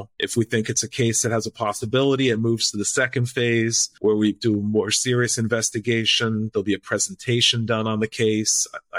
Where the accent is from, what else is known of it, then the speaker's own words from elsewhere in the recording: Puerto Rico; I speak Spanish from growing up in Puerto Rico.